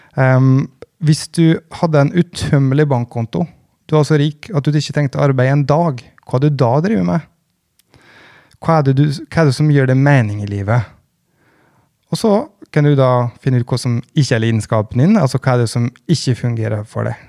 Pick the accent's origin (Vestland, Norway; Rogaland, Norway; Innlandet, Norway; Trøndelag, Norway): Innlandet, Norway; Gudbrandsdalen; jeg kom fra Gudbrandsdalen